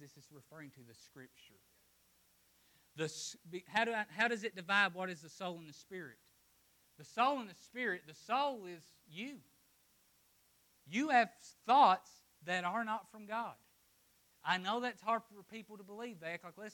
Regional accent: Appalachia, United States; I'm from Appalachia

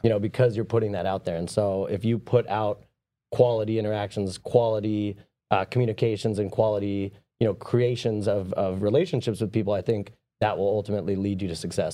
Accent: San Diego, California, United States; I grew up down in San Diego

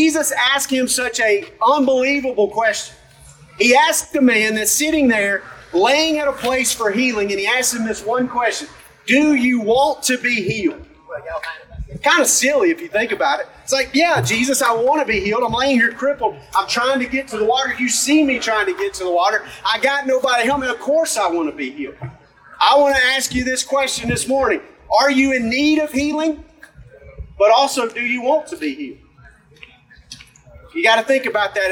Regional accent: Alabama, United States; I'm from McCall, Alabama

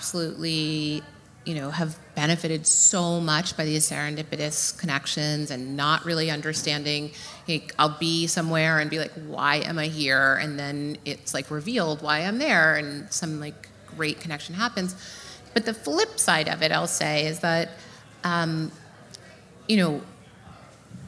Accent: New York, United States; I'm from New York

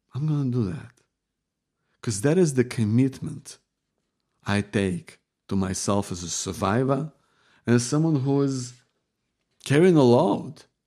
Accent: Ukraine; moved away; we're from Ukraine

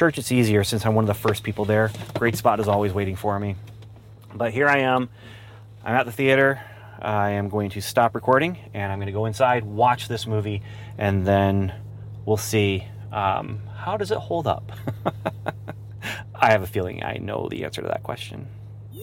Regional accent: Ontario, Canada; growing up in Canada

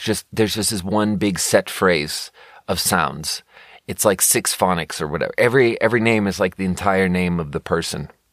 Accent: Sweden; moved away; growing up in Sweden

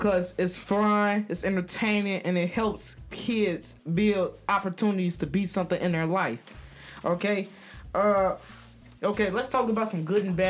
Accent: Chicago, Illinois, United States; I'm from, you know, the west side of Chicago. Grew up around here.

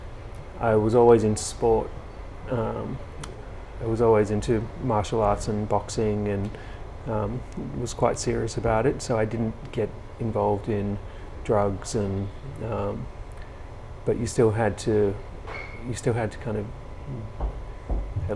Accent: Melbourne, Victoria, Australia; also born or lived in England; I grew up in around Glenroy, Broadmeadows, those areas

